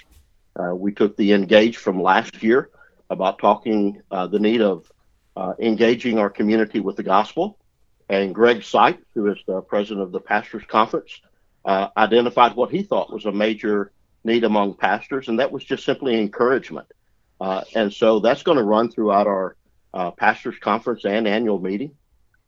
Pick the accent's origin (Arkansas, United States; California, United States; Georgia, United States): Arkansas, United States; the Arkansas Delta, United States; I'm from the Delta, raised in the Delta, still live in the Delta